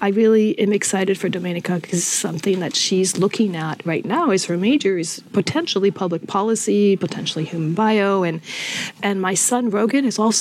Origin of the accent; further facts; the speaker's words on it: Pacific Northwest, United States; I'm from the Pacific Northwest, so we build in wood all the time.